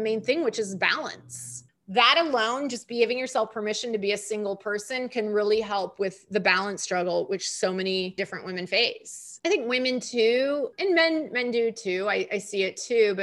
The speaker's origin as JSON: {"language": "English", "region": "California", "country": "United States", "also_born_or_lived": "New York", "moved": "as an adult", "said": "nice, smiley California girl"}